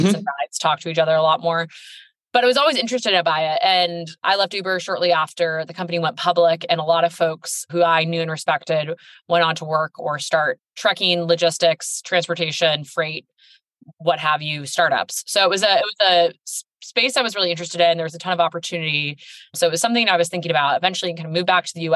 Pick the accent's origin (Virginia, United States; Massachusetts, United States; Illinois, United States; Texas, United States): Massachusetts, United States; Boston; moved away as an adult; also born or lived in Washington, D.C. / Mexico City; now in Chicago, United States; originally I'm from Boston. I'm from the East Coast